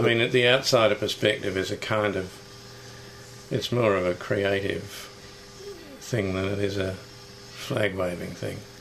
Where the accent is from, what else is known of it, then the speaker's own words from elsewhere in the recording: New Zealand; now in Australia; I grew up in New Zealand, which is similarly obsessed with sport